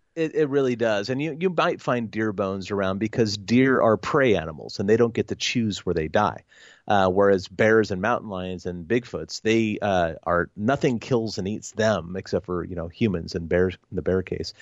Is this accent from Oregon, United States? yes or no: yes; Oregon, United States; my home state of Oregon